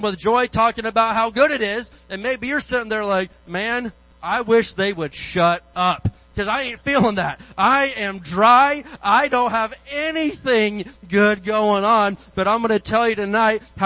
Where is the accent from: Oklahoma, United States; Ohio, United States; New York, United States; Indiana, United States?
Indiana, United States; moved away; I grew up in Indiana. I grew up out in the woods